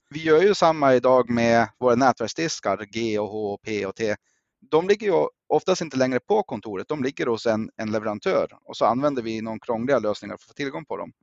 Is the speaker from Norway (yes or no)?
yes; Norway; also born or lived in Östersund, Sweden; now in Sweden; Jag är själv norrman som grund